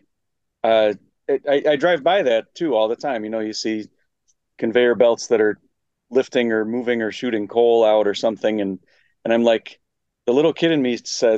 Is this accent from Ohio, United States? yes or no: yes; Toledo, Ohio, United States; my hometown where I was born